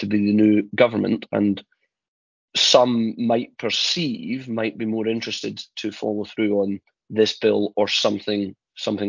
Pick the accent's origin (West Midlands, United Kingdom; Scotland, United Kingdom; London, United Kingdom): Scotland, United Kingdom; I'm the Scottish one.